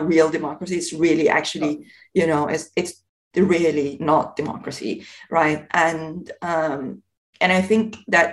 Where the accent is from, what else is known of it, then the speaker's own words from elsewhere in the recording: Iran; moved away; I come from Iran originally